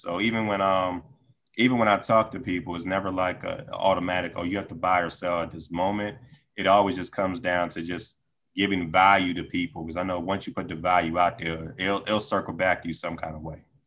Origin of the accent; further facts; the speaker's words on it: Decatur, Georgia, United States; moved away as an adult; now in Washington, D.C. area, United States; I grew up in Decatur, Georgia, uh, high school and college.